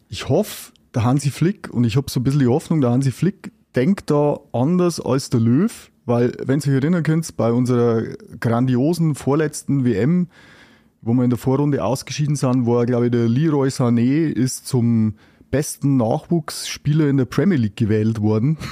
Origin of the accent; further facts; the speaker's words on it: Germany; bei uns in Deutschland